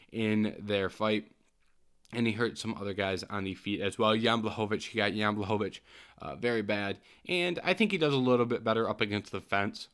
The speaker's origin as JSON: {"language": "English", "region": "Michigan", "country": "United States", "said": "I am from Michigan"}